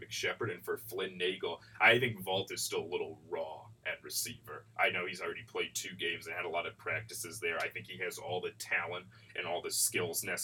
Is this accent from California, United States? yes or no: yes; Southern California, United States; growing up in Southern California